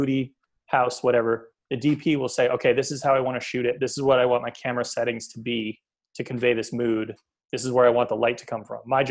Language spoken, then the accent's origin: English; Beverly, Massachusetts, United States; also born or lived in Boston; I am from Beverly.